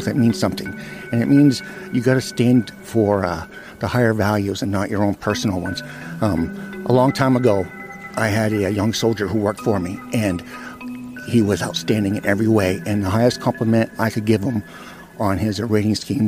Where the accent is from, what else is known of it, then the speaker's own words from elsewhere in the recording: Plymouth, Maine, United States; I'm from Plymouth, Maine